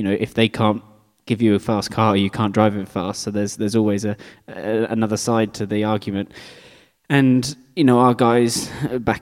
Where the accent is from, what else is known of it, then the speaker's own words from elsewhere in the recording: United Kingdom; being British, I grew up driving in slicks in the rain